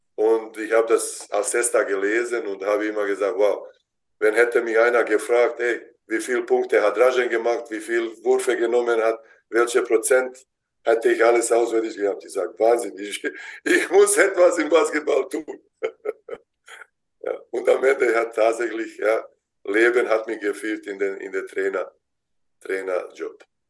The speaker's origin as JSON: {"language": "German", "town": "Vareš", "region": "Zenica-Doboj Canton", "country": "Bosnia & Herzegovina", "tie": "born or raised there", "second_language": "German", "moved": "as an adult", "lives_now": "Germany", "said": "da wo ich ge geboren bin in Bosnien"}